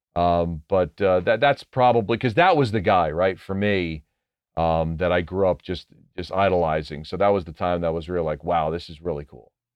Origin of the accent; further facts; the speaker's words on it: New Jersey, United States; I grew up in New Jersey. I still live in New Jersey